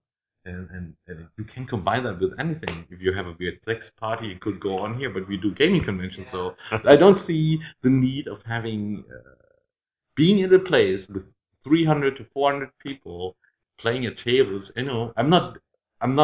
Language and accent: English; Dreieich, Hesse, Germany; English is a second language; also born or lived in Frankfurt; Dreieich, where I grew up. I was born in Frankfurt, but my parents moved out of the city